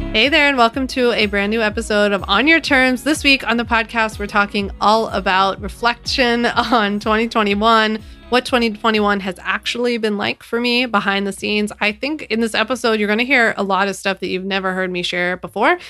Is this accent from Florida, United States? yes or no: no; Philadelphia, Pennsylvania, United States; moved away as an adult; now in New York, United States; I was born and raised in Philadelphia, and I've never lived outside of Philly